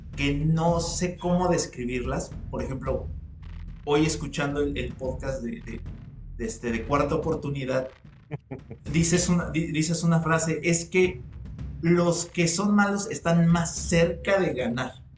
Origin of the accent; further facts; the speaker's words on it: Mexico; los mexicanos somos muy criticones